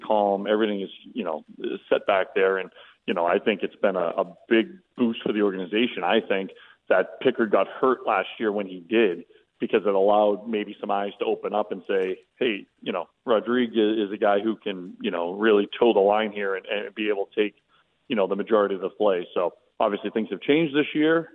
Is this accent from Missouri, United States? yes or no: no; Boston, Massachusetts, United States; moved away; I grew up in South Boston